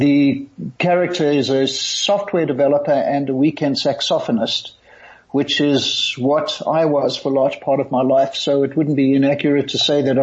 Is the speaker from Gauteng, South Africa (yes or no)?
yes; Johannesburg, Gauteng, South Africa; also born or lived in United States; I had a mother when I was growing up in Johannesburg